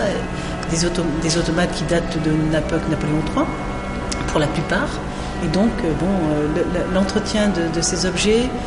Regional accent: Monaco; Oui, je suis monégasque moi mais il n'y a pas que des monégasques au musée

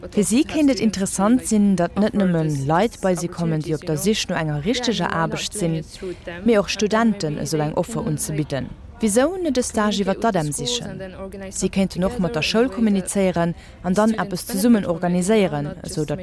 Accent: Syria; German is a second language; ich bin 21 Jahre alt und ich bin aus Syrien.

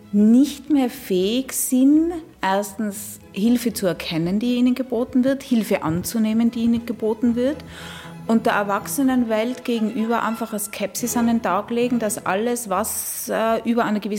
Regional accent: Innsbruck, Tyrol, Austria; now in Luxembourg; ich bin in Innsbruck aufgewachsen. Ich weiß genau, wo seine äh, Figuren umgehen

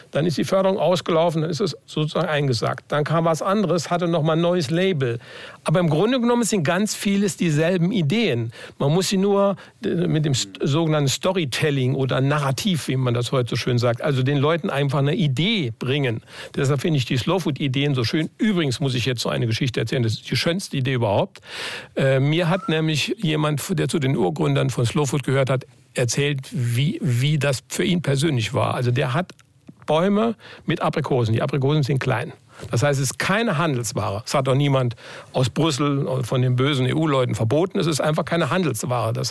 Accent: Saarland, Germany; Manchmal sind wir Saarländer ein bisschen engstirnig.

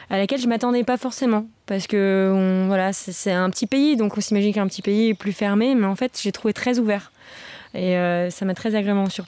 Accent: Belgium; J'avoue que pour moi le Luxembourg, euh, pourtant je suis belge, c'était un peu euh, terre inconnue.

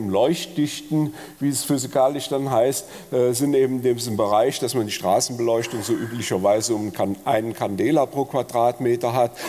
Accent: Bonn, North Rhine-Westphalia, Germany; Ich bin in Bonn groß geworden an der Sternwarte äh, und da sieht man das besonders gut.

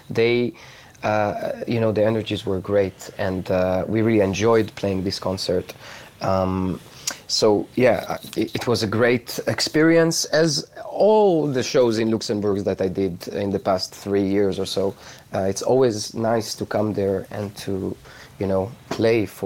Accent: Israel; you know I come from Israel, although I have friends like all over the world uh, right now.

